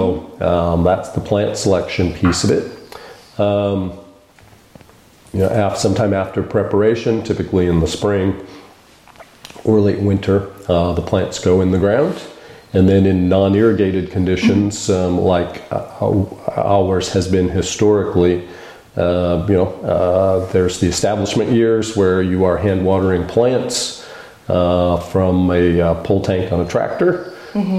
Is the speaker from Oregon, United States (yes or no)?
yes; Eugene, Oregon, United States; moved away; also born or lived in Washington; We're both from the Eugene area